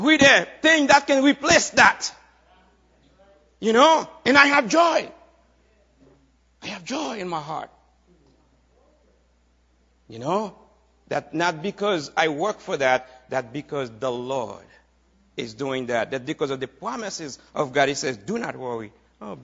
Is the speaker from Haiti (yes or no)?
yes; Haiti; moved away as an adult; now in United States; I am Haitian, right? How many of you know that? I come from Haiti, you know, a few years ago